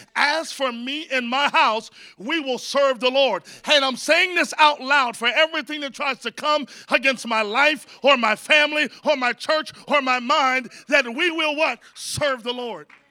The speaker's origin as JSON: {"language": "English", "region": "Virginia", "country": "United States", "tie": "born or raised there", "moved": "yes", "lives_now": "San Antonio, United States", "said": "I grew up in Virginia"}